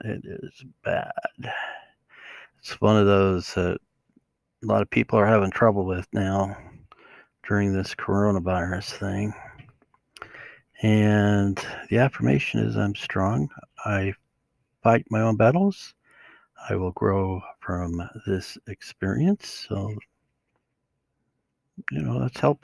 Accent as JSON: {"language": "English", "region": "Utah", "country": "United States", "said": "I'm from Utah"}